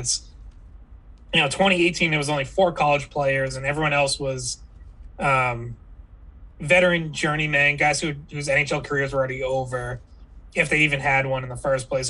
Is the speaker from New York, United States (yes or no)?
no; Billerica, Massachusetts, United States; we are both from Billerica.